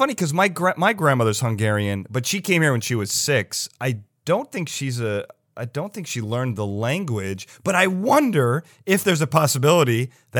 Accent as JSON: {"language": "English", "country": "United States", "first_language": "English", "said": "as an American, I don't even have the burden of having to learn other languages."}